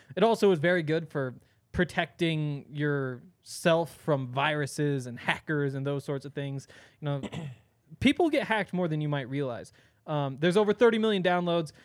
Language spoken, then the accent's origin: English; Montana, United States; now in Colorado, United States; I'm from Montana